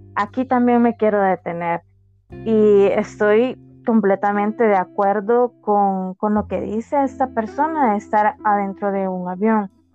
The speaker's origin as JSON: {"language": "Spanish", "country": "El Salvador", "said": "en mi país, en El Salvador es de día"}